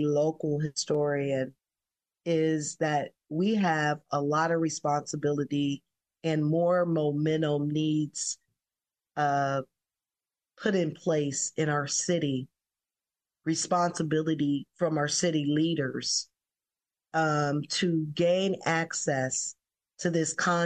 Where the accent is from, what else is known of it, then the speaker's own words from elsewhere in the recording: Columbus, Ohio, United States; I grew up in the Bronzeville community